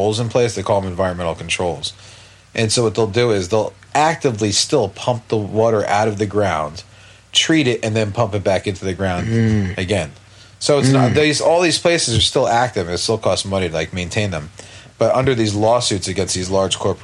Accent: West Orange, New Jersey, United States; I'm from West Orange

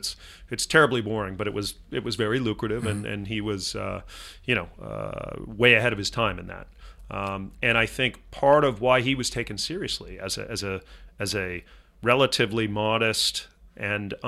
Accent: Laguna Beach, California, United States; I grew up in Laguna Beach, California

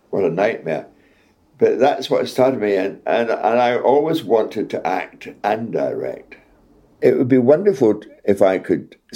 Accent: Scotland, United Kingdom; accent: Scottish; when I was in RADA, my accent was Scottish, broad Scottish.

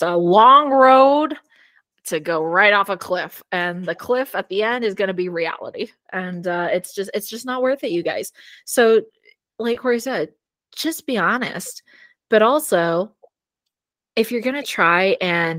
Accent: California, United States; moved away as an adult; now in Arizona, United States; When I moved to Arizona from California

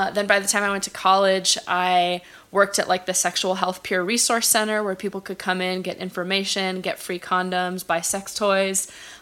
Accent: Los Angeles, California, United States; also born or lived in Bay Area; I grew up in Los Angeles in the San Fernando Valley. I'm from a place called Chatsworth

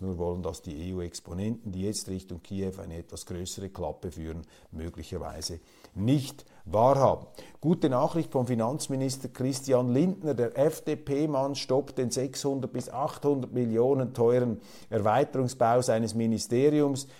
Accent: Switzerland; als Schweizer Kleinstaatler

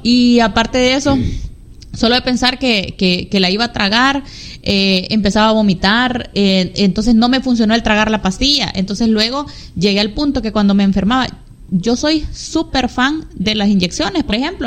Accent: San Miguel, El Salvador; Somos migueleños de San Miguel El Salvador

